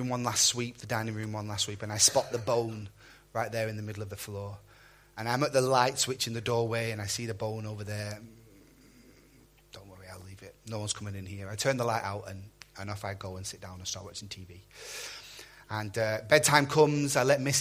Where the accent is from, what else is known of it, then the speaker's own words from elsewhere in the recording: Burnley, North West England, United Kingdom; moved away; My pastor that I grew up with back in Burnley